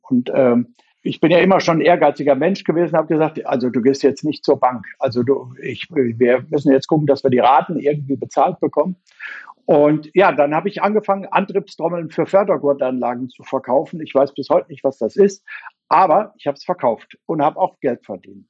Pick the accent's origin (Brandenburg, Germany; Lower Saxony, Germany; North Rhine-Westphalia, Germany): North Rhine-Westphalia, Germany; Bad Berleburg; moved away as an adult; now in Schwelm, Germany; Ich bin gebürtiger Sauerländer, komme aus Bad Berleburg-Berghausen, und habe dort Fußball gespielt